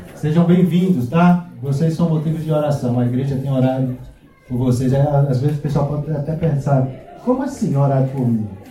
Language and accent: Portuguese; Brazil; moved away as an adult; now in Porto, Portugal; Na minha terra, a gente fala cheiro